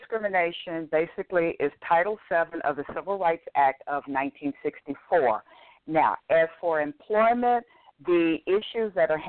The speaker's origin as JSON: {"language": "English", "region": "Texas", "country": "United States", "said": "When I'm from Texas, which is Chapter 21"}